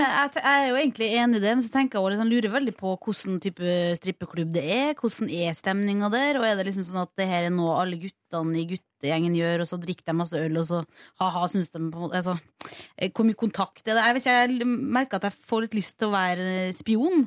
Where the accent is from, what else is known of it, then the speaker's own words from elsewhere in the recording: Kristiansund, Møre og Romsdal, Norway; min hjemby Kristiansund